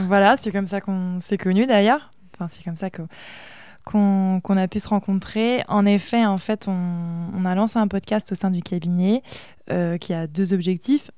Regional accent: Aubigny, Pays de la Loire, France; also born or lived in Bordeaux / Les Sables-d'Olonne; je viens d'Avrier. c'est pas hyper connu

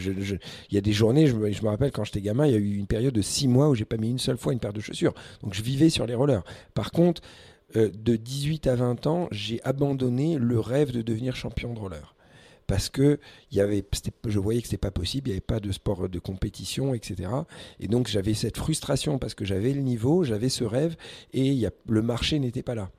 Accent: Paris, Île-de-France, France; also born or lived in Algeria; depuis l'âge de 5 ans, j'ai grandi à Paris

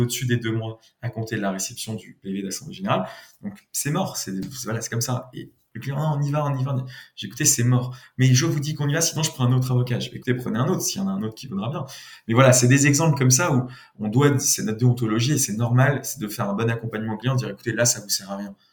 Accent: Nice, Provence-Alpes-Côte d'Azur, France; moved away as an adult; also born or lived in Paris; je suis de Nice

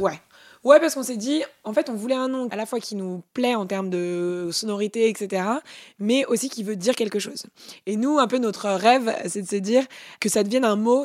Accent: Paris, Île-de-France, France; Je suis née à Paris avec des parents qui ont pu me payer mes études.

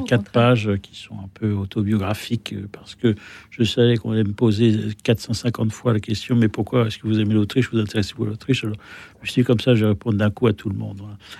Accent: France; je suis français

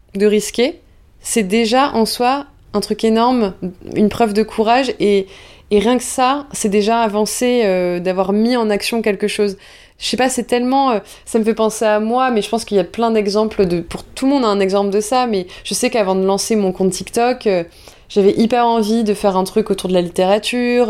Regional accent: Bordeaux, Nouvelle-Aquitaine, France; je viens du sud-ouest, je viens de Bordeaux et j'ai la chance que mes parents euh, euh, m'aient emmené tout le temps à l'océan

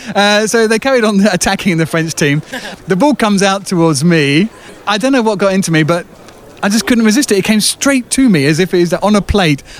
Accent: England, United Kingdom; now in France; an Englishman, it's a kind of strange thing to find myself doing, working in another language.

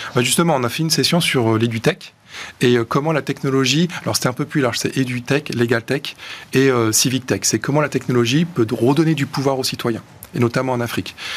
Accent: Marseille, Provence-Alpes-Côte d'Azur, France; je suis marseillais

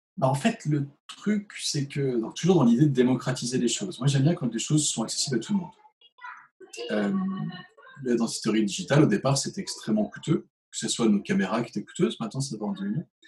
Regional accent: Chartres, Centre-Val de Loire, France; also born or lived in Switzerland; Je venais du 28, je venais de Chartres

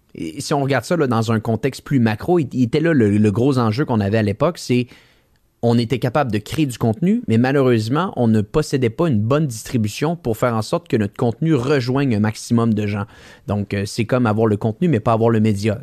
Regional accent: Quebec City, Quebec, Canada; Je suis quelqu'un de Québec à la base

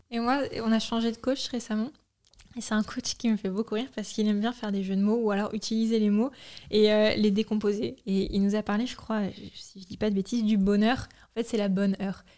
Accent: Normandy, France; moved away; also born or lived in Paris; on vient de Normandie

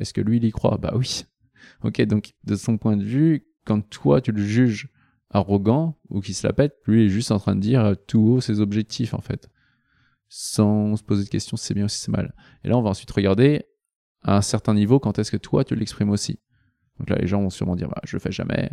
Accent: Nantes, Pays de la Loire, France; je suis nantais à la base. à Nantes

